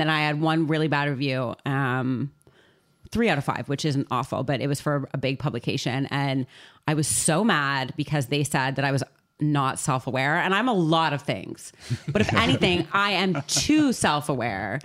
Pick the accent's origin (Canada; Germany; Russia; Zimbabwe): Canada; now in London, United Kingdom; I am a Canadian